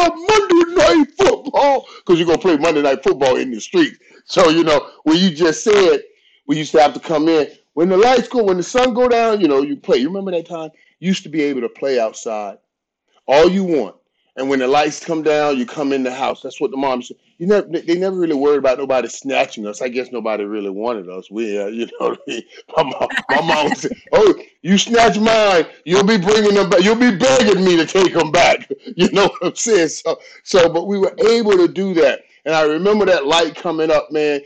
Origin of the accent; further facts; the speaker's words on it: Fort Lauderdale, Florida, United States; I grew up in Fort Lauderdale.